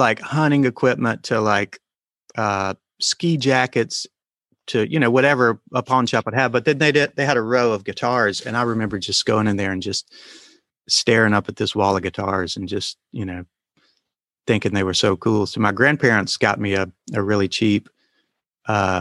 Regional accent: Alabama, United States; also born or lived in Tennessee; I was born in Tennessee, but grew up on a farm in Alabama

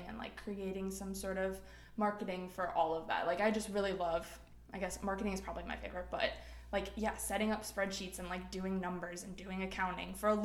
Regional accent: Wisconsin, United States; moved away as an adult; now in Nashville, United States; I'm originally from Wisconsin, so grew up there and everything

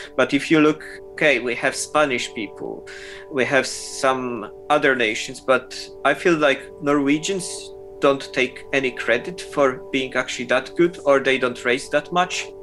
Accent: Poland; moved away as an adult; also born or lived in Germany / United Kingdom / New York / Milan; I'm from Poland, uh, uh, and I'm basically moved from Poland when I was 18.

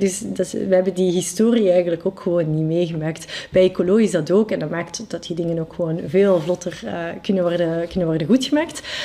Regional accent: Brussels, Brussels-Capital Region, Belgium; first language French; Dutch is a second language; ik, ik, ben Brusselaar. Ik, mhm. identificeer me ook als, als Brusselaar

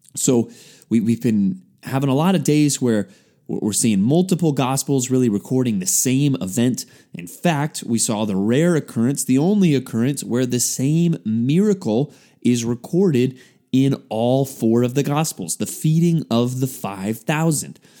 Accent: San Antonio, Texas, United States; as a high school student growing up in San Antonio, Texas

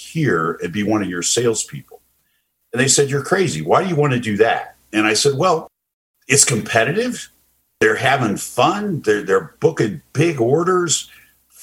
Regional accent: Indianapolis, Indiana, United States; moved away as an adult; also born or lived in Columbus, Ohio / Chicago / Phoenix / Atlanta; Indianapolis, which is my hometown

